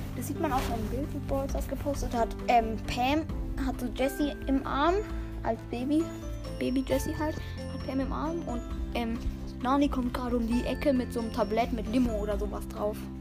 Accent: Spain; now in Germany; Ja, ich bin selber auch Spanier. Ich komme aus Spanien, wohne aber in Deutschland.

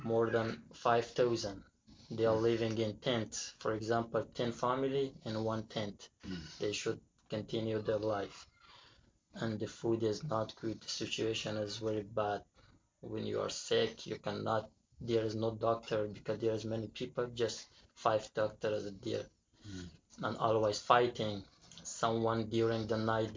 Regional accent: Afghanistan; English is a second language; also born or lived in Iran / Turkey; now in Greece; I come from Afghanistan to Iran by passport.

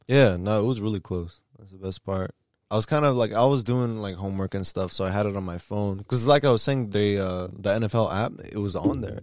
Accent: DMV, United States; our parents are from New York, but We're born and bred D M V.

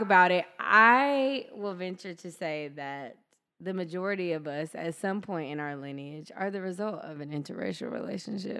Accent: Deep South, United States; I grew up in the Deep South

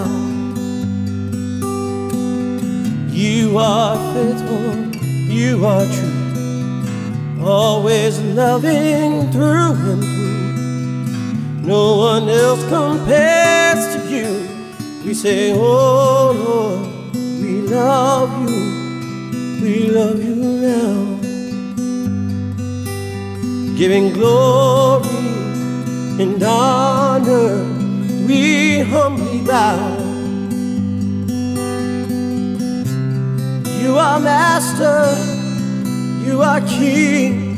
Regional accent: East Coast of the United States, United States; born or raised there; also born or lived in Washington, D.C.

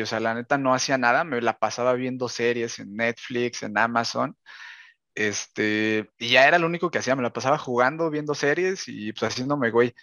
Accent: Mexico; yo que soy de México

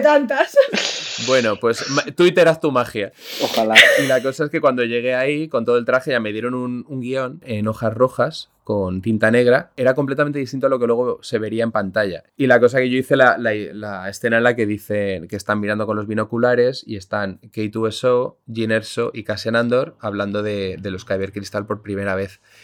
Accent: Spain; aunque no lo sepas porque mi, mi acento inglés es perfecto, soy español

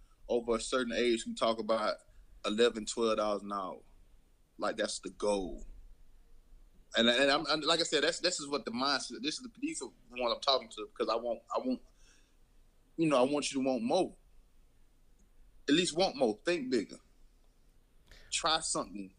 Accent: Mobile, Alabama, United States; growing up in Mobile

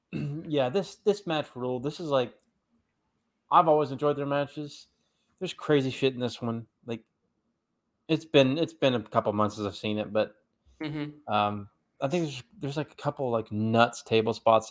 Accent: Chattanooga, Tennessee, United States; I grew up in Chattanooga

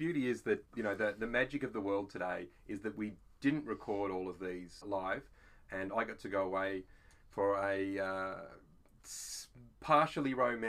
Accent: Australia; We're Aussie blokes, we're dads

